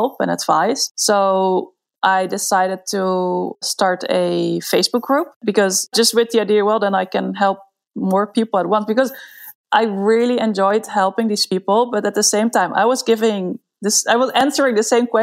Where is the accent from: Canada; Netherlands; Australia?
Netherlands; moved away as an adult; now in Barcelona, Spain; I'm from the Netherlands